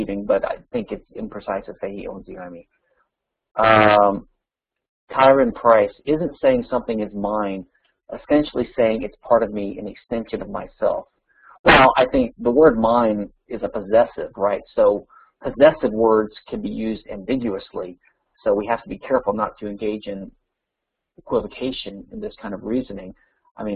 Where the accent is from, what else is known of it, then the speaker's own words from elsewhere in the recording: Louisiana, United States; my home state, Louisiana